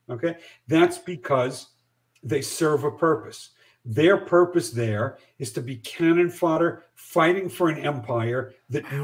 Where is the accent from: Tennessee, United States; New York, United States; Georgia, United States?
New York, United States; I don't want to move to Ontario. I'm a New Yorker.